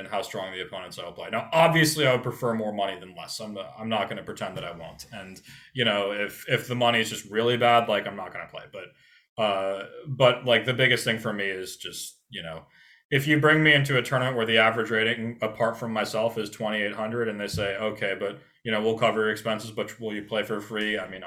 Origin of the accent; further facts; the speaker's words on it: United States; growing up in America